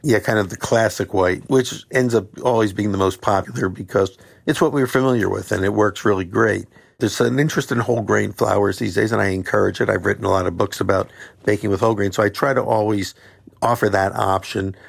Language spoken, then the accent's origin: English; Philadelphia, Pennsylvania, United States; I'm from Philadelphia